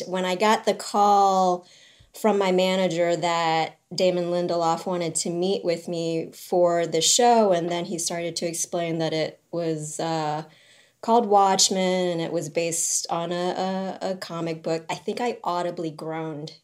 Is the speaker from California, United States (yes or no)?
no; New Orleans, Louisiana, United States; I grew up in New Orleans